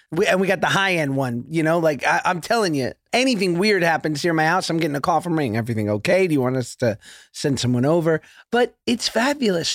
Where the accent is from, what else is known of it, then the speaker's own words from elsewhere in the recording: New York City, New York, United States; I grew up in Hell's Kitchen in New York on Tenth Avenue